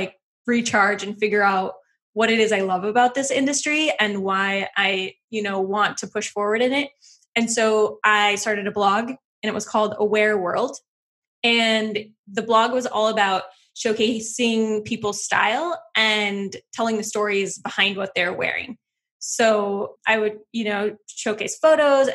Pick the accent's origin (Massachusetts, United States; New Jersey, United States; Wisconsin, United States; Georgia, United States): Wisconsin, United States; I grew up in Wisconsin in the middle of nowhere